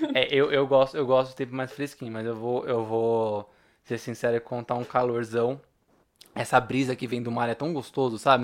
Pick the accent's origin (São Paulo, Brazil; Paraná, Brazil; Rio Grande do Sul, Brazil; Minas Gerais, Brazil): São Paulo, Brazil; sou de São Paulo